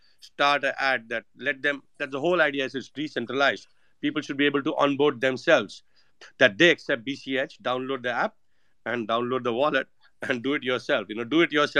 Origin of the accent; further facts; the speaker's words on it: India; moved away; also born or lived in United States / Saint Kitts and Nevis; I'm Indian